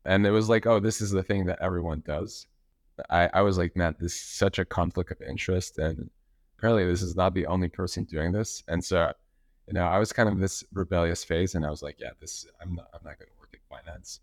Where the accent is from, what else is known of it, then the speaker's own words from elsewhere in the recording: Montreal, Quebec, Canada; I'm from Montreal. know, living there since, since forever.